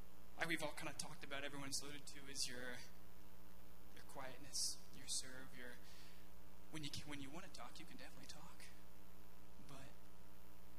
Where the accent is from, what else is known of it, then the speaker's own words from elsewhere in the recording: Missouri, United States; moved away as an adult; I'm from Missouri